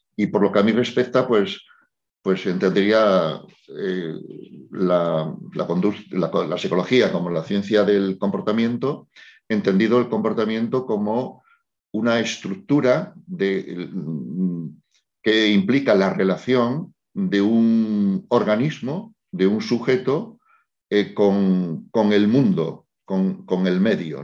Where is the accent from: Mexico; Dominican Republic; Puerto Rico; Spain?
Spain; yo soy un, psicólogo español